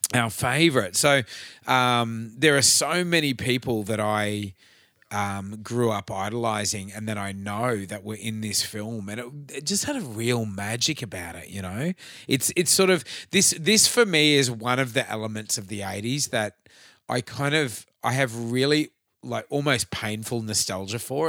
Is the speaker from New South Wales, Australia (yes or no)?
no; Queensland, Australia; growing up in Queensland